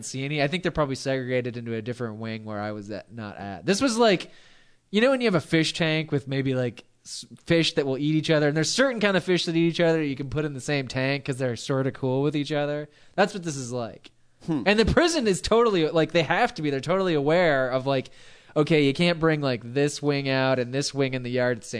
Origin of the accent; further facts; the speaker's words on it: Long Beach, California, United States; I'm from Long Beach.